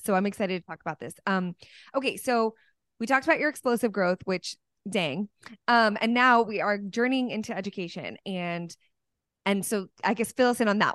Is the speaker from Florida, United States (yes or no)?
no; Dallas, Texas, United States; here in Dallas, my hometown